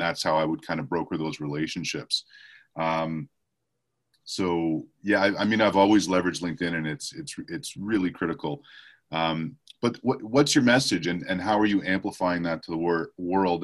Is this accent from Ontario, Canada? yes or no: no; Montreal, Quebec, Canada; moved away; I was born and raised in Montreal, Canada.